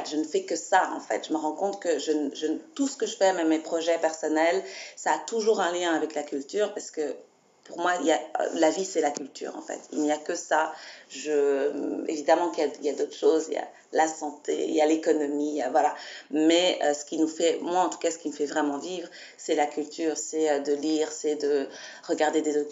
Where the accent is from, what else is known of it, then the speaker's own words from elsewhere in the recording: Belgium; je suis belge, donc je suis née ici